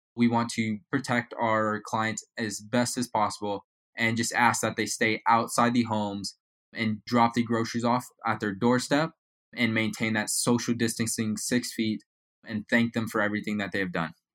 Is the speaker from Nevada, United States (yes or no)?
yes; Las Vegas, Nevada, United States; also born or lived in Reno, Nevada; I am from Las Vegas, Nevada